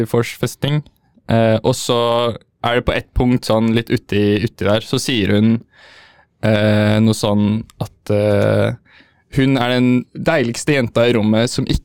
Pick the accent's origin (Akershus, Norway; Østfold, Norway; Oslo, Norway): Oslo, Norway; also born or lived in Trøndelag; jeg er fra Oslo også